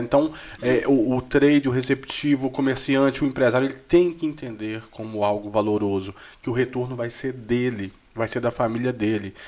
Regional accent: Jequeri, Minas Gerais, Brazil; eu sou de Jequeri

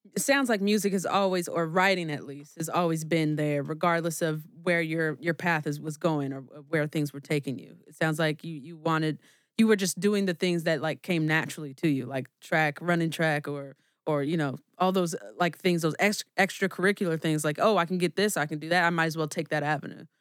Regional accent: California, United States; moved away as an adult; now in Chicago, United States; we're actually originally from California, but, um, I've moved out here five years ago.

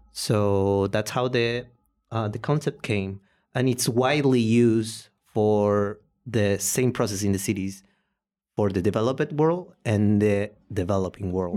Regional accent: Posadas, Misiones, Argentina; English is a second language; also born or lived in Paraguay; now in Buenos Aires, Argentina; I was born in Posadas, and I live for six years in Paraguay

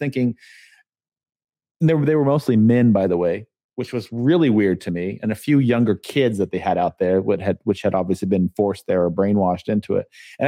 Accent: San Diego, California, United States; now in Charlotte, United States; was when I moved to Charlotte from San Diego, and I drove by. There's Chick-fil-A everywhere here in the South. It's the first time I'd ever seen Chick-fil-A. We did not have Chick-fil-A growing up

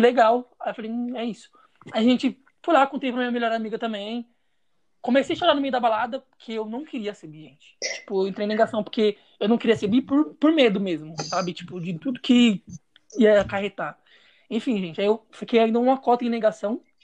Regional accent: São Paulo, Brazil; sou de São Paulo

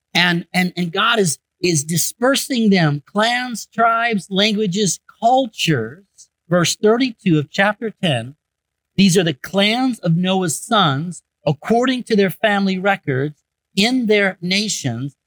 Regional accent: Michigan, United States; I grew up in Michigan

